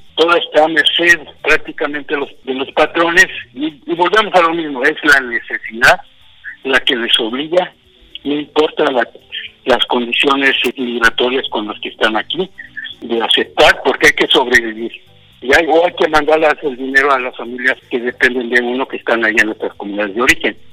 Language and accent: Spanish; Ciénaga de Chapala, Michoacán, Mexico; also born or lived in Jaripo, Michoacán / Delta region, California; now in California, United States; donde yo nací, la Ciénaga de Chapala